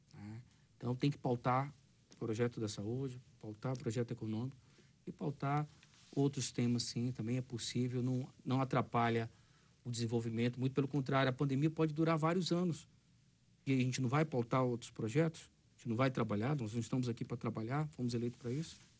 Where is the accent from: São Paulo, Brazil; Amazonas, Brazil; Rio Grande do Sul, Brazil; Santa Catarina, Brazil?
Amazonas, Brazil; sou do Amazonas